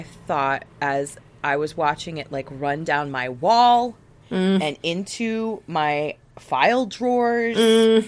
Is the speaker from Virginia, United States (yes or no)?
yes; Virginia, United States; my house that I grew up in Virginia